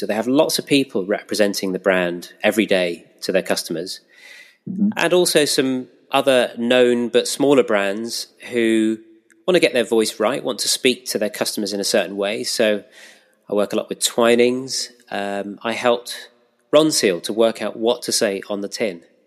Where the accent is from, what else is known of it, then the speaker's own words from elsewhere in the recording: Pinner, London, United Kingdom; moved away as an adult; also born or lived in Reading / West Bridgford, Nottingham; now in Nottingham, United Kingdom; I'm a North Londoner actually. I grew up in Pinner